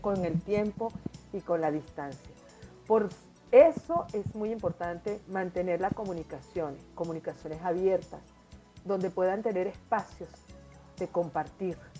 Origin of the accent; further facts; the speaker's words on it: Venezuela; moved away as an adult; now in Lima, Peru; nací en Venezuela, me crié en Venezuela, me desarrollé en Venezuela